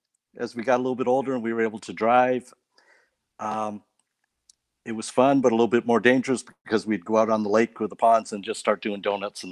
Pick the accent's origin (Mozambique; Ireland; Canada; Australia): Canada; Nova Scotia; also born or lived in Maine, United States; now in Florida, United States; Well, I was born in Maine, and I grew up in Canada.